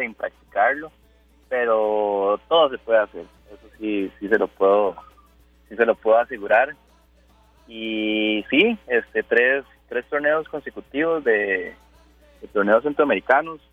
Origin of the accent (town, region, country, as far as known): Costa Rica